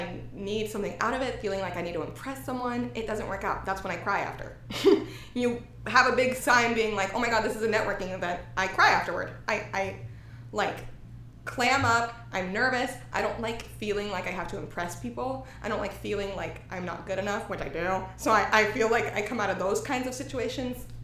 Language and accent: English; Texas, United States; moved away as an adult; also born or lived in Houston; now in Los Angeles, United States; I'm from Texas